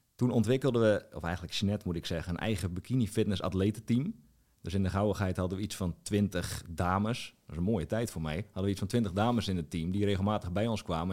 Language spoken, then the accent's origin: Dutch; Strijen, South Holland, Netherlands; moved away as an adult; also born or lived in Hoeksche Waard / Drenthe; in Strijen, waar ik vandaan kom